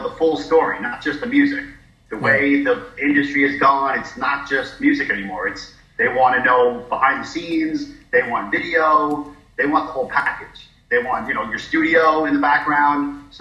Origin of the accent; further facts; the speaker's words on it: New York City, New York, United States; moved away as an adult; also born or lived in North Carolina; I'm from New York City